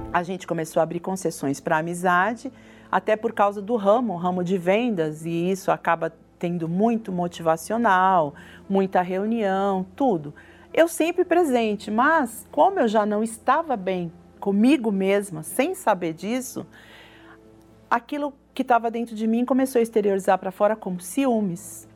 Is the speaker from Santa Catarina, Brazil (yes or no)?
no; São Paulo, Brazil; Nasci em São Paulo, na capital mesmo